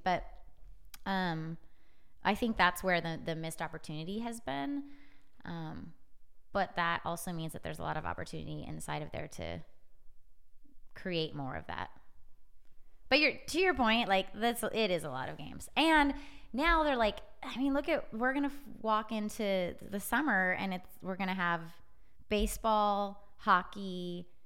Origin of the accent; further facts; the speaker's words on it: Edmonds, Washington, United States; moved away; I'm from the Seattle area, Edmonds, Washington